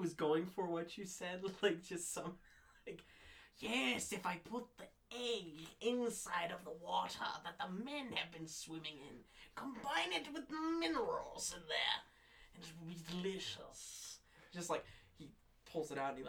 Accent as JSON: {"language": "English", "country": "United States", "said": "we're fucking American"}